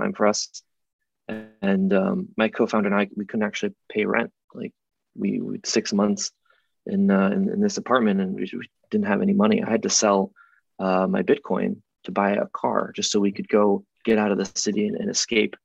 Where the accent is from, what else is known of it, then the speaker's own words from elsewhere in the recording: Rochester, New York, United States; I grew up in Rochester, New York, which is part of the Rust Belt in upstate New York.